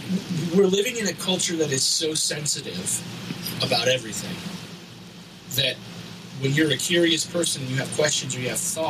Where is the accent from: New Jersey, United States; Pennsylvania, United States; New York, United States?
Pennsylvania, United States; I grew up in Rowlett, Pennsylvania.